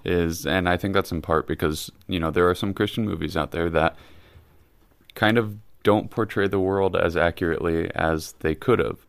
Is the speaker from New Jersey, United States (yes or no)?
no; Kansas, United States; I'm from Kansas